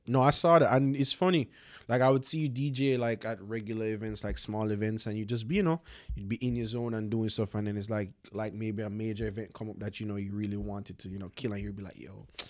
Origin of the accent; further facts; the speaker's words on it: Jamaica; moved away; me growing up in Jamaica